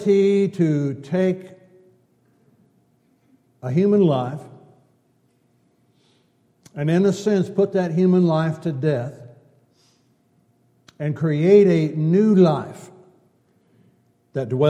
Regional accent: California, United States; Growing up in California

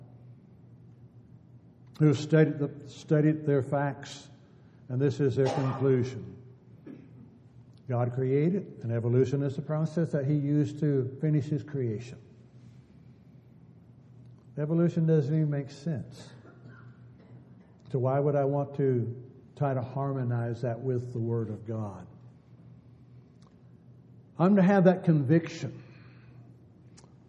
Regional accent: California, United States; Growing up in California and being very close to both the ocean and the redwood trees

